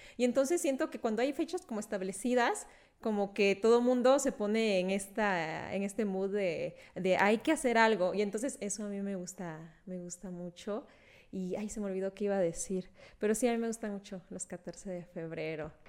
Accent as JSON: {"language": "Spanish", "region": "Veracruz", "country": "Mexico", "tie": "born or raised there", "moved": "yes", "said": "fui a, mi pueblo, a Veracruz porque acompañé a mi abuelita"}